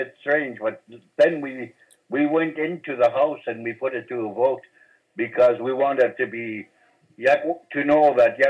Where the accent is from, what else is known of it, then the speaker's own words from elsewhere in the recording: Homalco, British Columbia, Canada; now in Cortes Island, Canada; I've been a Tokaimu since I was born. I was born in Homalco, but my parents, my mom moved here. She married into